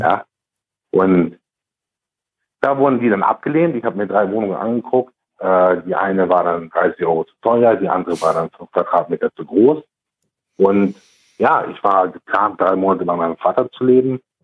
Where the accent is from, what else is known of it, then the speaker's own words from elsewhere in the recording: Germany; uns Deutschen